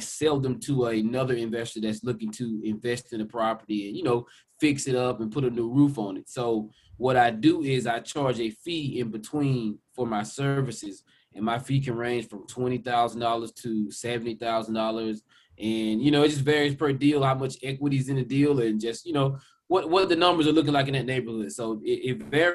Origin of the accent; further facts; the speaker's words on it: South Georgia, United States; also born or lived in Metro Atlanta, Georgia; now in Atlanta, United States; I grew up in South Georgia for the most part. I'm here locally, of course, in Metro Atlanta, in the Atlanta market.